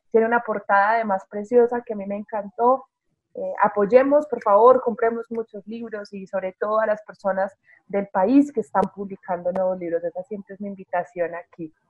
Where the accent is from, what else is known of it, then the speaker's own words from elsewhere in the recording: Rionegro, Antioquia, Colombia; born there; a los que vivimos en Bogotá, a los que nacimos en Río Negro